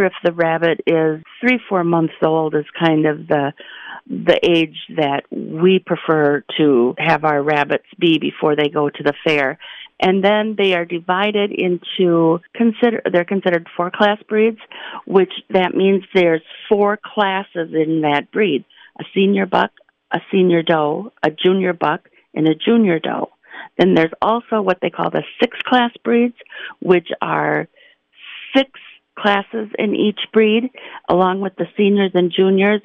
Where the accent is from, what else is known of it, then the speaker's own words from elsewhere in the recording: Trumbull County, Ohio, United States; I'm from Trumbull County